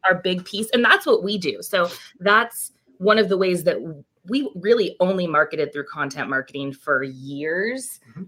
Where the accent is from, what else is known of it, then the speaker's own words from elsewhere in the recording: Chico, California, United States; moved away as an adult; now in Bay Area, United States; I'm originally from Chico up in Northern California